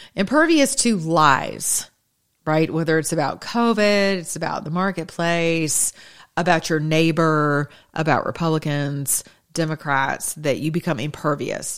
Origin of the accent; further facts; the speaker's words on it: United States; as American citizens